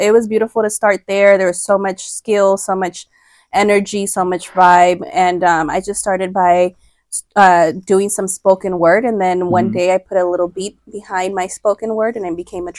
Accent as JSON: {"language": "English", "town": "Los Angeles", "region": "California", "country": "United States", "tie": "born or raised there", "said": "I was born and raised in Los Angeles in the Crenshaw district."}